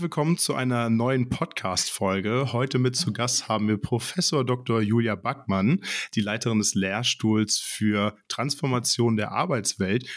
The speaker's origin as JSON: {"language": "German", "region": "Hamburg", "country": "Germany", "tie": "born or raised there", "moved": "yes", "said": "ich komme gebürtig aus Hamburg."}